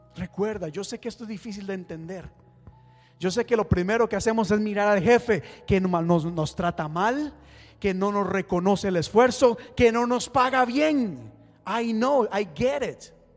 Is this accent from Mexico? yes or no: no; Costa Rica; moved away; yo soy de Costa Rica